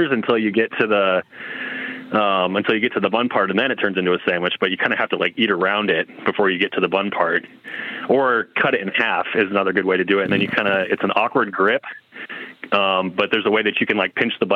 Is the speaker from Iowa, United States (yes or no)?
yes; Iowa, United States; I'm calling from Iowa